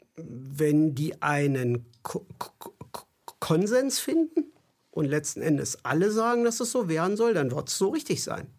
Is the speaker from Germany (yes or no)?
yes; East Germany, Germany; Ich bin in der DDR groß geworden.